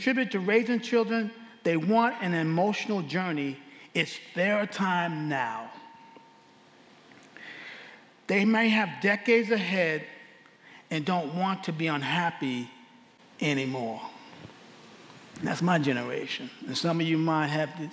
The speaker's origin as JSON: {"language": "English", "town": "New York City", "region": "New York", "country": "United States", "moved": "yes", "lives_now": "Abilene, United States", "said": "I'm from Abilene, Texas. Originally, I'm from New York City."}